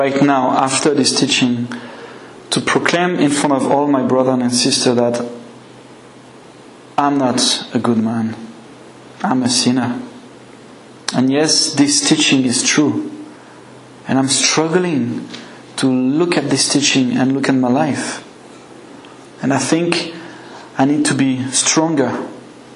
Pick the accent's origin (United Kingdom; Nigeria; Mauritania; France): France; accent: French; English is a second language; my French accent